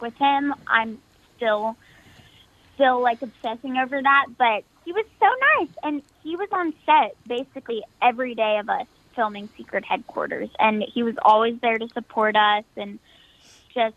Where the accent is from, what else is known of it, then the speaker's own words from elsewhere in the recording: Nashville, Tennessee, United States; I was born here in Nashville, and I've never moved since, so I've been here the whole time besides when I filmed